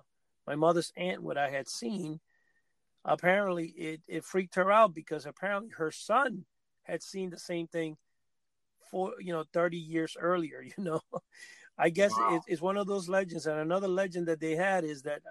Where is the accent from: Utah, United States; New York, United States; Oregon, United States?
New York, United States; New York City; also born or lived in Cuba / New Jersey; I came to live in New York City